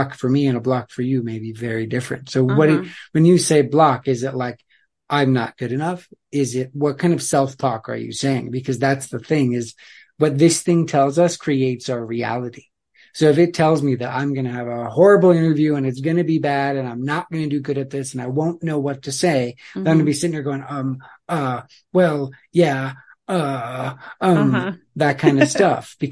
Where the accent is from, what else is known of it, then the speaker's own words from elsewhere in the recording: Black Hills of South Dakota, United States; we grew up in the Black Hills of South Dakota